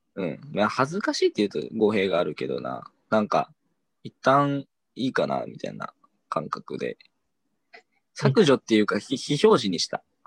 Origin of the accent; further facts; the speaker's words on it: Shiwa District, near Morioka, Iwate, Japan; 盛岡らへん出身で。